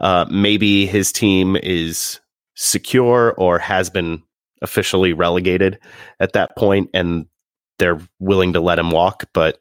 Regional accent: United States; I'm from the United States of America.

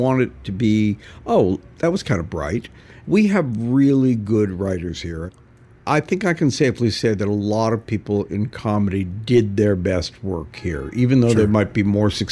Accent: Canada; also born or lived in California / New York; now in Los Angeles, United States; growing up in Canada

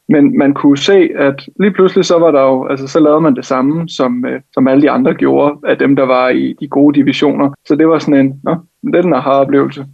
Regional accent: Helsinge, Capital Region of Denmark, Denmark; jeg gik på, øh, på et hold i, i Helsinge, hvor jeg kommer fra

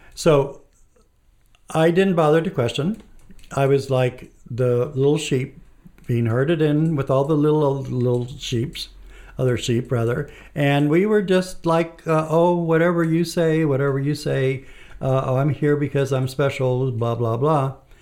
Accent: Mexico; I was born and raised in Mexico. And I, uh, lived in a small town, and it was a town that's somewhat close to Mexico City.

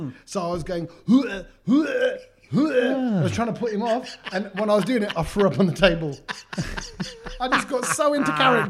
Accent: London, United Kingdom; growing up in East Ham, East London

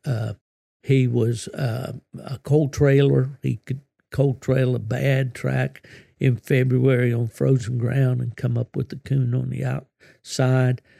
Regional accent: West Virginia, United States; my home state of West Virginia

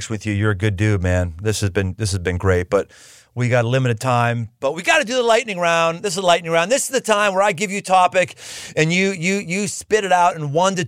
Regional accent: Pittsburgh, Pennsylvania, United States; I'm from Pittsburgh

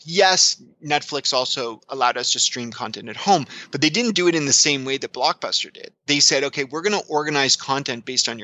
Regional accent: Canada; I'm Canadian

